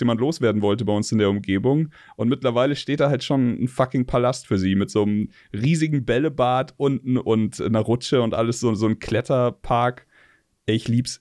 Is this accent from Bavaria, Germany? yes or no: yes; Munich, Bavaria, Germany; ich bin geboren 84 in München